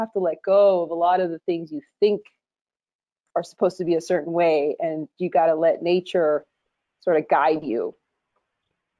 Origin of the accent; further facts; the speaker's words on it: Miami, Florida, United States; moved away as an adult; also born or lived in Colombia; now in Los Angeles, United States; I was raised in Miami, Florida